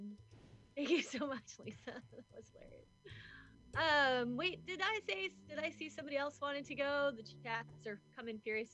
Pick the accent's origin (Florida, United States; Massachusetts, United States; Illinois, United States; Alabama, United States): Illinois, United States; Chicago; I'm from Chicago